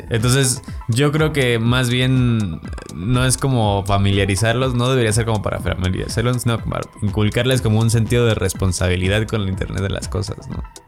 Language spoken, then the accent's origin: Spanish; Guanajuato, Mexico; now in Mexico City, Mexico; yo, no soy de acá, soy de Guanajuato.